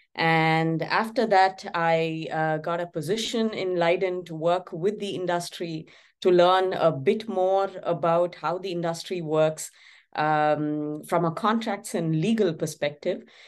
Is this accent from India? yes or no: yes; Chennai, Tamil Nadu, India; my hometown, Chennai